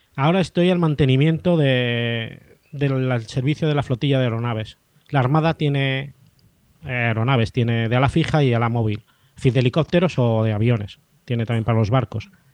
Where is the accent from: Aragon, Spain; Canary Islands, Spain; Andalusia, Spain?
Aragon, Spain; Zaragoza; moved away as an adult; now in Jerez de la Frontera, Spain; donde nací, que es en Zaragoza, eso está en el interior, no hay mar